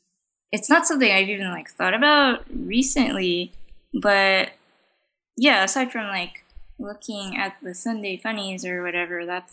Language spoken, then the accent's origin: English; United States; English is a second language; I was born in America